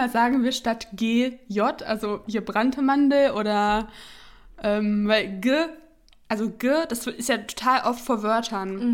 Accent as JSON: {"language": "German", "area": "near Hanover", "region": "Lower Saxony", "country": "Germany", "moved": "yes", "lives_now": "Berlin, Germany", "said": "ich komme aus der Nähe von Hannover"}